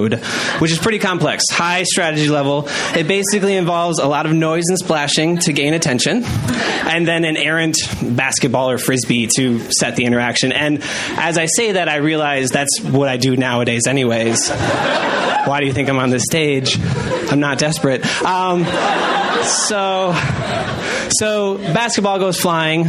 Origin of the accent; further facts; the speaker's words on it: Janesville, Wisconsin, United States; I'm from Janesville